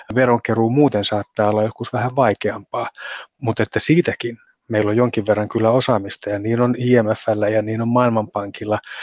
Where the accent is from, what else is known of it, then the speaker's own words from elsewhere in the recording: Finland; Meihin suomalaisiin